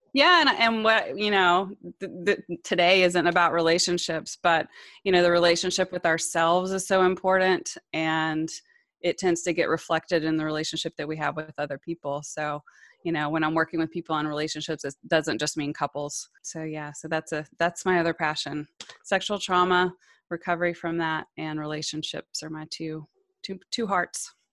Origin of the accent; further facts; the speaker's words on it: Georgia, United States; I landed in Georgia by the time I was five, we moved a lot, eh, before that, I was born on an Army base, and, but we left the military pretty quickly after that, but I settled in Georgia